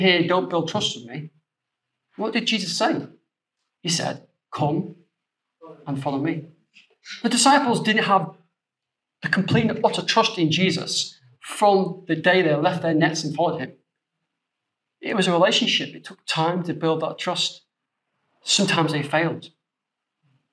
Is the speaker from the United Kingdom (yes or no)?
yes; the north of England, United Kingdom; being a Northerner, we're very trustworthy people